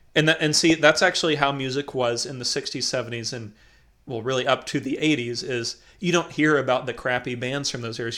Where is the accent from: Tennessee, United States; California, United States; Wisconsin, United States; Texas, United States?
Tennessee, United States; McMinnville; now in North Carolina, United States; people I grew up with in McMinnville